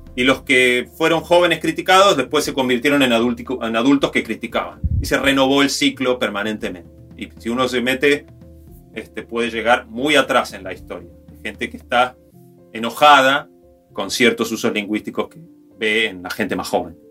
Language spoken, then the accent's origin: Spanish; Río Negro, Argentina; yo soy de Río Negro, en las escuelas, en los días del 9 de julio, cantábamos el himno este, de Río Negro